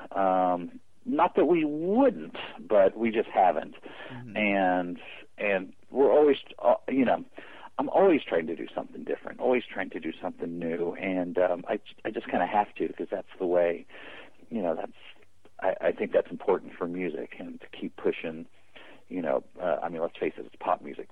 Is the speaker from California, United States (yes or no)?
yes; Carlsbad, California, United States; I grew up in Carlsbad, California.